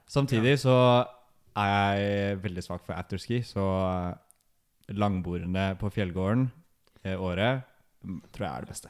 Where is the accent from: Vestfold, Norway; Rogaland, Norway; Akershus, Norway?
Akershus, Norway; Nesodden; moved away as an adult; also born or lived in Oslo; now in Trondheim, Norway; kommer fra Nesodden.